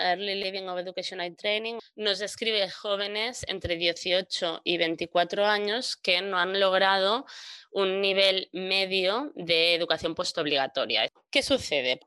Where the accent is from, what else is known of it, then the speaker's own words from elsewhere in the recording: Maresme, Catalonia, Spain; crecí en el Maresma, que es una comarca catalana